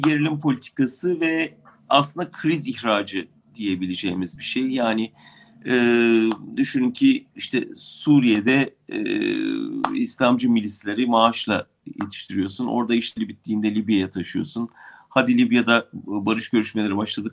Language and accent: Turkish; Turkey; moved away